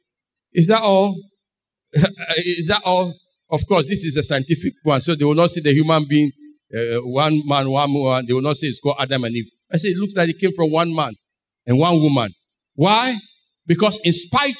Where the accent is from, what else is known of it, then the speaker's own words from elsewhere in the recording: Ghana; I am a Ghanaian.